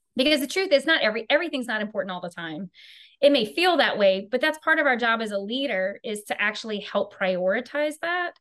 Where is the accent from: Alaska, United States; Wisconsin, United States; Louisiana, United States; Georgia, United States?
Louisiana, United States; I am from Louisiana, so I am truly a good Cajun Southern girl